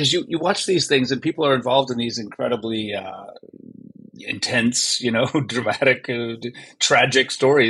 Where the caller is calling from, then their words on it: Vancouver, British Columbia, Canada; Right now, I'm in Vancouver, British Columbia, Canada.